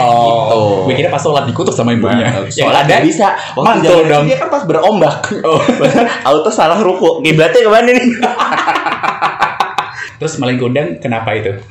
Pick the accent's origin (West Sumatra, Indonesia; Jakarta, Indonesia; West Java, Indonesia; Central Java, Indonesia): West Sumatra, Indonesia; Padang; Nah, karena dari tempat gue kan, dari Padang.